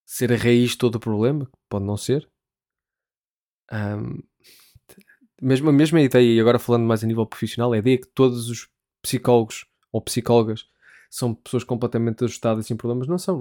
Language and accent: Portuguese; Portugal; moved away as an adult; now in United Kingdom